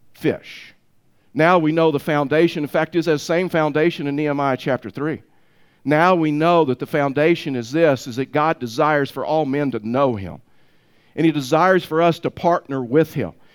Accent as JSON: {"language": "English", "town": "Tyler", "region": "Texas", "country": "United States", "tie": "born or raised there", "said": "I was raised, and when I was raised in Tyler, Texas"}